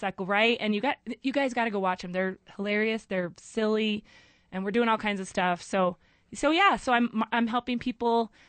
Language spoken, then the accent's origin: English; Denver, Colorado, United States; moved away as an adult; now in Albuquerque, United States; That's the reason I moved to Albuquerque. I'm from Denver originally.